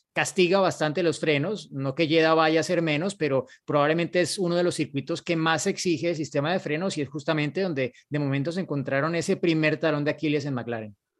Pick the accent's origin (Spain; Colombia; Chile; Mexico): Colombia